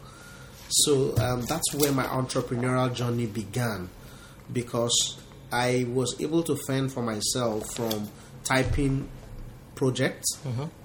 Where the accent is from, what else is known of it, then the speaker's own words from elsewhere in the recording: Delta, Nigeria; I am from Delta State, Nigeria